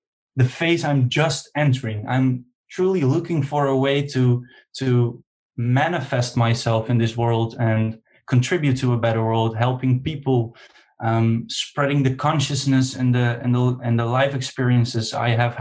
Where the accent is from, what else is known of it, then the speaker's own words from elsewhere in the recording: Netherlands; I'm from Holland and I'm 23 years old